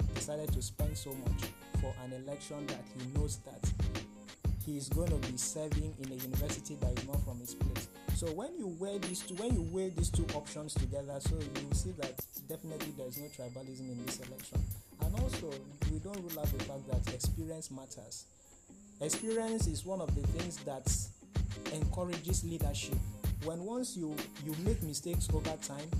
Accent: Nigeria; we are Nigerian students

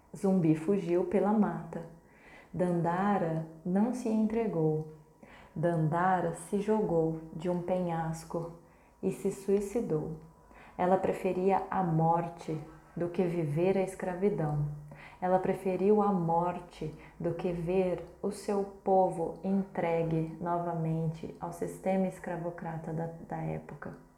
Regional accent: Brazil; como brasileiras que somos

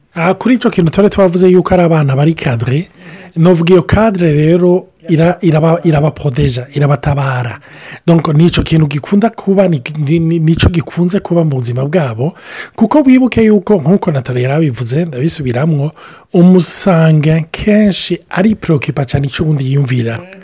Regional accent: Burundi; now in Canada; ndi umurundi ndahamaze imyaka mike y’ingaha

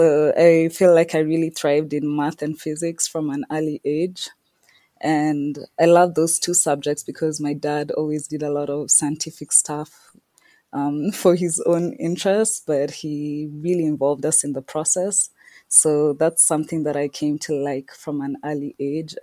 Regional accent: Nairobi, Kenya; also born or lived in Scotland; I was born and raised in Nairobi, Kenya

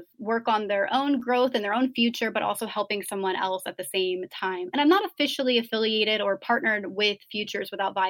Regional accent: United States; being American

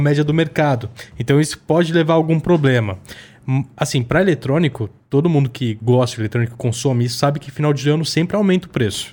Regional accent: ABC Paulista, São Paulo, Brazil; sou do ABC, né, galera? Lá no ABC, ABCD

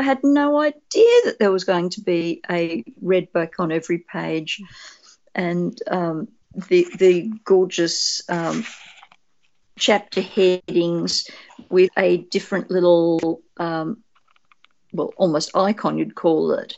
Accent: Australia; an Australian spec fic writer

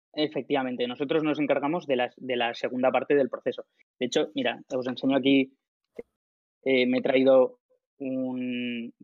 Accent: Alicante, Valencian Community, Spain; soy de Alicante, estaba en un piso compartido en Valencia con mis colegas

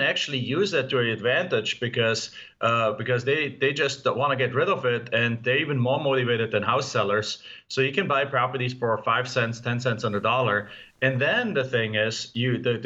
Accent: Germany; English is a second language; moved away as an adult; now in United States; as you can tell from my accent, I'm not from here. I mean, you know me, I'm from Germany. I came over to the US in 1997.

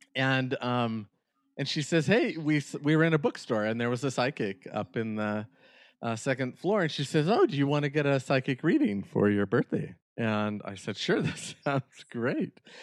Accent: Northern California, United States; the area where I grew up in Northern California

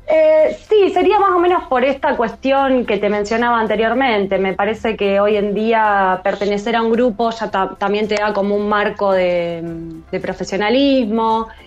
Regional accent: San Pedro, Buenos Aires Province, Argentina; now in Rosario, Argentina; Yo vivo en Rosario, en realidad soy de San Pedro, que es, bueno, cerquita, unos 180 kilómetros de acá de, Rosario

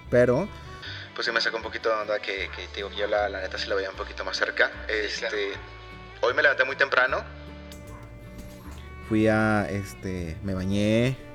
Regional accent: Coahuila, Mexico; born there; yo nací en Coahuila, pero mi credencial viene de, otra entidad.

